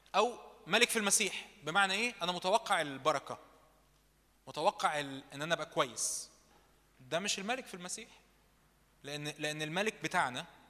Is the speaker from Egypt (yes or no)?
yes; Egypt; احنا شرقيين مصريين